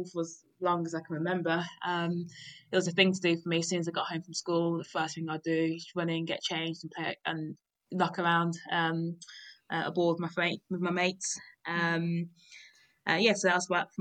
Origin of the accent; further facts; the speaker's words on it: Birmingham, West Midlands, United Kingdom; also born or lived in Nigeria; I grew up in Birmingham.